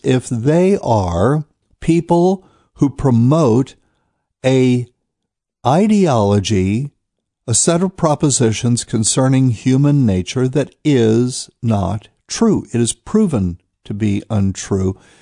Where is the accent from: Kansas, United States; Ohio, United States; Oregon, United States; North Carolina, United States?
North Carolina, United States; Raleigh, North Carolina, my home state